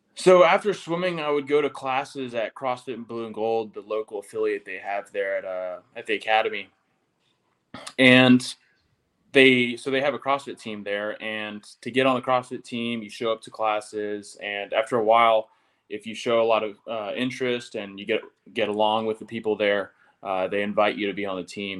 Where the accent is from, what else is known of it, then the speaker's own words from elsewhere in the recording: Tennessee, United States; moved away; I'm from Tennessee